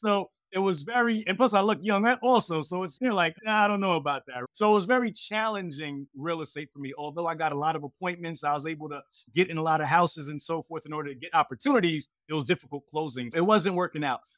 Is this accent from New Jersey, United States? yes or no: yes; Hightstown, New Jersey, United States; also born or lived in Brooklyn, New York; I moved to Central Jersey, a small place called Haidstown, New Jersey, as a young kid.